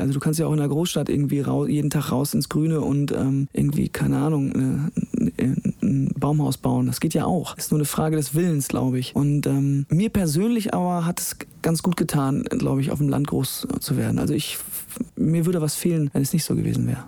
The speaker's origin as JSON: {"language": "German", "town": "Kapellen", "country": "Germany", "tie": "born or raised there", "moved": "yes", "said": "es ist nach wie vor meine Heimat, meine Wurzeln und vor allen Dingen habe ich deshalb eine sehr große Verbundenheit zu dieser dieser Ortschaft, weil meine gesamte Familie noch da ist."}